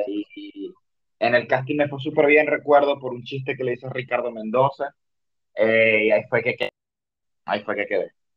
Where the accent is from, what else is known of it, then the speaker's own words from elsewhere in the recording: Cabimas, Zulia, Venezuela; accent: zuliano; now in Lima, Peru; yo soy de Venezuela, soy de un pueblo que se llama Cabimas